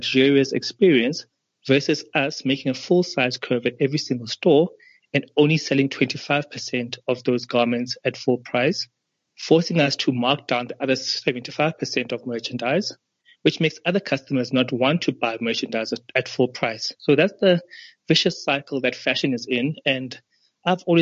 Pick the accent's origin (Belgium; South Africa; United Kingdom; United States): South Africa; we as South African and African designers